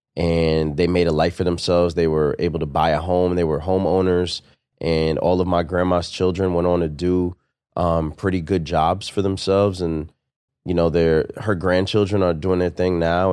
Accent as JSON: {"language": "English", "region": "New York", "country": "United States", "tie": "born or raised there", "said": "I'm from New York, born and raised in New York"}